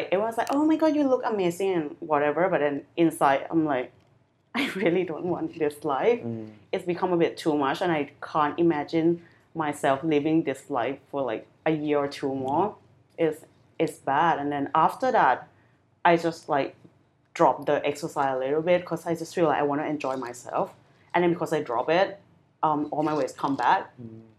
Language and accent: English; Thailand; also born or lived in London; I grew up in Thailand